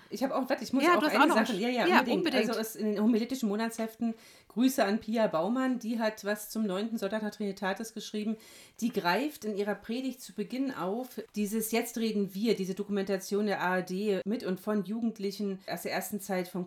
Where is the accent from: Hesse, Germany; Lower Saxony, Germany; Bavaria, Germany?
Hesse, Germany; Gemeindepfarrerin in Hessen-Nassau. Ich komme aus Hessen.